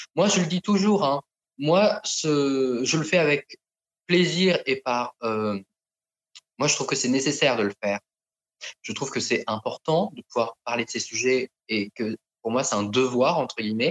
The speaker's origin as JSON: {"language": "French", "country": "France", "tie": "born or raised there", "also_born_or_lived": "Thailand", "lives_now": "Paris, France", "said": "j'ai été adopté en France euh, quand j'étais petit. Euh, je suis arrivé donc dans ma famille d'adoption qui est en province"}